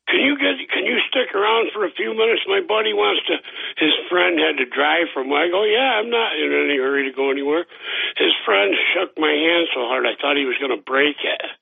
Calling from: Boston, Massachusetts, United States; Dr. … from Boston.

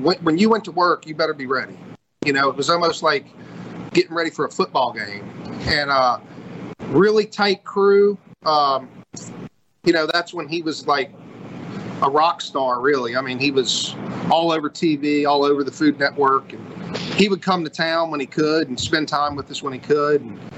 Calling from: Bay St. Louis, Mississippi, United States; Man, I'm actually upstairs at the Blind Tiger in Bay St. Louis.

